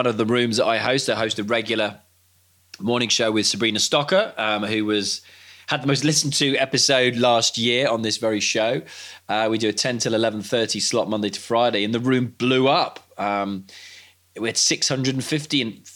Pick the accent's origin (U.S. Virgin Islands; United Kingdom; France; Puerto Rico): United Kingdom; Cardiff, Wales; I grew up watching play in Cardiff on the terraces.